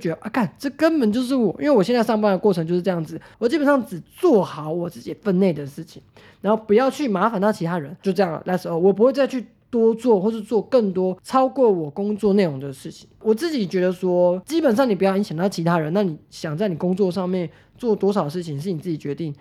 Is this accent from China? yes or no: no; Taiwan; 我们台湾人